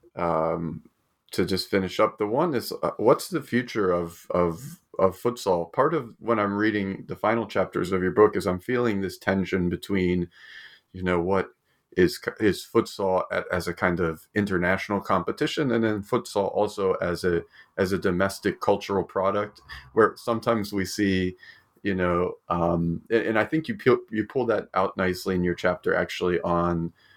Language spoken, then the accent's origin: English; United States; now in Australia; I'm from America and I live in Australia